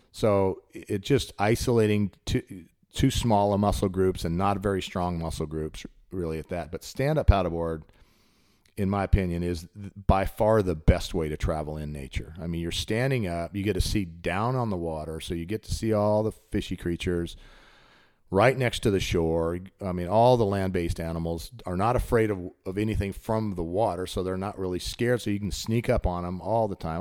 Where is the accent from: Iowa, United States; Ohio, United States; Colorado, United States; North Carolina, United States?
Colorado, United States; now in Chattanooga, United States; I grew up in Colorado